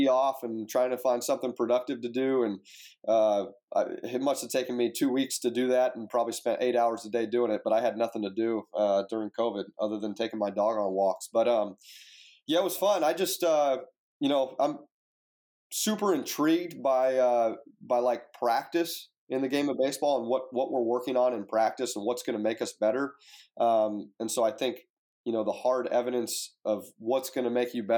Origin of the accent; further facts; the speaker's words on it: Fresno, California, United States; now in Oxford, United States; I grew up in Fresno, California